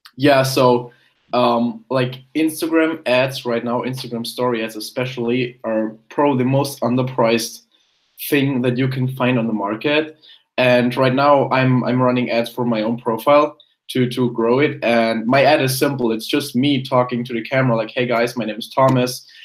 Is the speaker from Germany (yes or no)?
yes; Germany; English is a second language; I was born in Germany. Um, went to went to primary school there, high school, all that kind of stuff